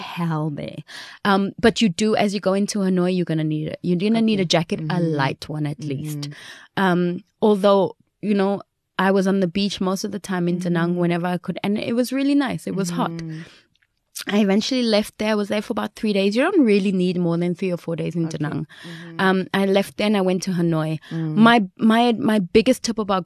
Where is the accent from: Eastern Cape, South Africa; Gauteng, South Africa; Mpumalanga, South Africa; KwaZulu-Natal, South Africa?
Gauteng, South Africa; Johannesburg; I was from Joburg. I mean, crime capital here.